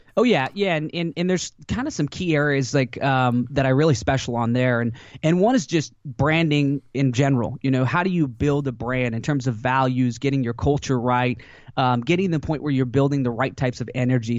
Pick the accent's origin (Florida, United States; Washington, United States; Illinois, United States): Washington, United States; also born or lived in Alaska; my parents moved me to Washington State when I was pretty young